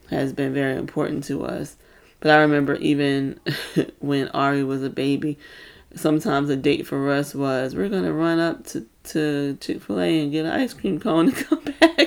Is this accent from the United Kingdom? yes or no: no; New Kent County, Virginia, United States; I grew up in New Kent County, Virginia.